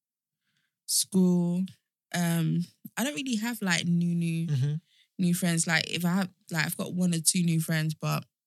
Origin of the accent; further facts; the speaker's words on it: Nigeria; I'm Nigerian